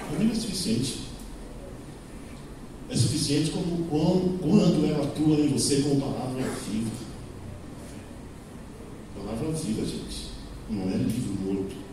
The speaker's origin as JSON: {"language": "Portuguese", "region": "São Paulo", "country": "Brazil", "tie": "born or raised there", "said": "eu sou de São Paulo, nasci na Zona Sul, mudei para a Zona Leste, porque minha esposa estava lá, e a igreja estava lá, então mudei para lá."}